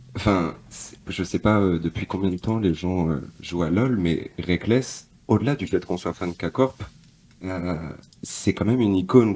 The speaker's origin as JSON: {"language": "French", "region": "Normandy", "country": "France", "moved": "as an adult", "said": "je suis du nord de la France, je suis de Normandie"}